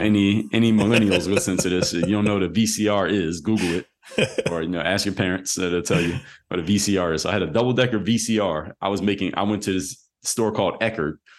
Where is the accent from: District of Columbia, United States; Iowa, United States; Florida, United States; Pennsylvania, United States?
Pennsylvania, United States; Philadelphia; I'm from Philly